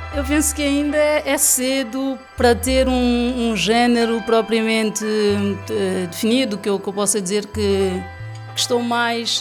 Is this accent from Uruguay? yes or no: no; São Tomé & Príncipe; moved away as an adult; now in Lisbon, Portugal; Eu sou santomense, tenho estado cá